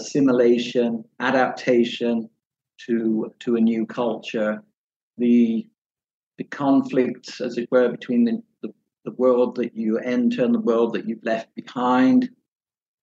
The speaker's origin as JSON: {"language": "English", "region": "London", "country": "United Kingdom", "also_born_or_lived": "Florida, United States", "moved": "as an adult", "lives_now": "Malaysia", "said": "to England, to London, where I'm from"}